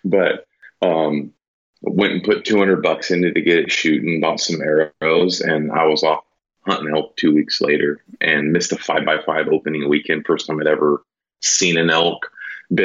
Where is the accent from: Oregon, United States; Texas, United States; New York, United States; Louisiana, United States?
Oregon, United States; Willamina; I grew up out in Willamina